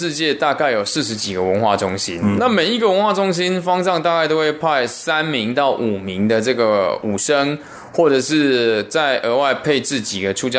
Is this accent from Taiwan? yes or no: yes; Taiwan; 其实是在很多我小时候在台湾的时候都听过这些老师的传奇故事。